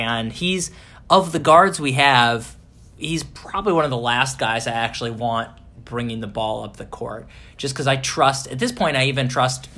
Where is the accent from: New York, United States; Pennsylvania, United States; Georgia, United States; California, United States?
Pennsylvania, United States; Pittsburgh; moved away; I'm from Pittsburgh